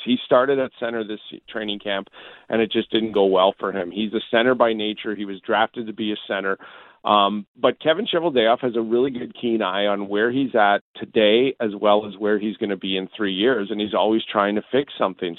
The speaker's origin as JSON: {"language": "English", "region": "Southern Alberta", "country": "Canada", "moved": "yes", "lives_now": "Winnipeg, Canada", "said": "I'm from Southern Alberta"}